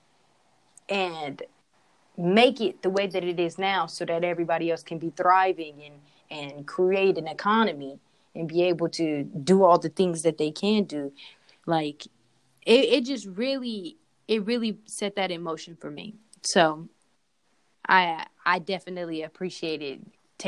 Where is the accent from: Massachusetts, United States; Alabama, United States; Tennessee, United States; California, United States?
California, United States; Oakland; I was raised in Oakland, California